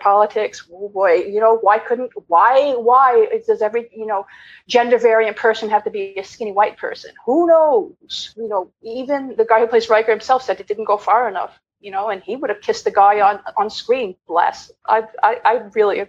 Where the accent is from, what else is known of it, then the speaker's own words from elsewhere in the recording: Long Island, New York, United States; I was raised an overprivileged white cis woman from Long Island.